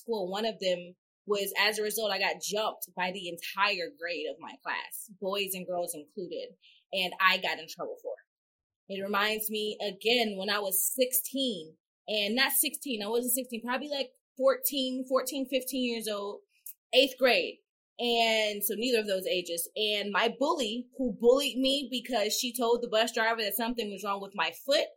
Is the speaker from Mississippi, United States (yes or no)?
yes; Mississippi, United States; I had my best friend growing up in Mississippi